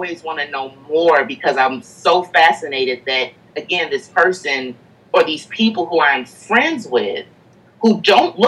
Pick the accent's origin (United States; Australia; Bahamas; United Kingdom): United States; St. Louis, Missouri; moved away as an adult; I'm also from St. Louis, Missouri. Mm-hmm. So I'm born and raised from a very Midwestern area